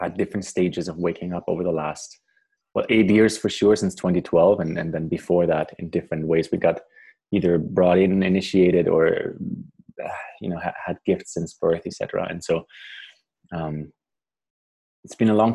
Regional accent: Germany; moved away as an adult; also born or lived in Paraguay / Canada; I grew up in Germany, moved to Paraguay in South America as a teenager, and I was 14, 15, for a year

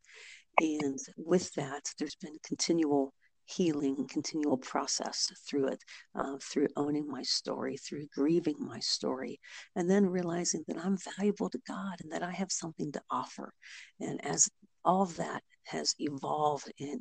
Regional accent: Ohio, United States; I am from Ohio

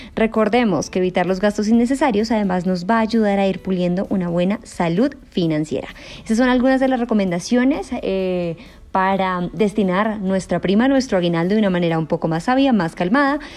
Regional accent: Colombia; como lo conocemos en Colombia

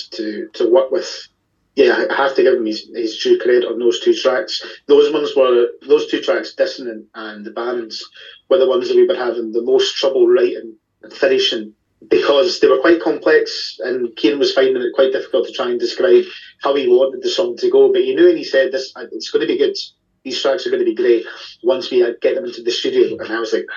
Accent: Glasgow, Scotland, United Kingdom; we're all from Glasgow

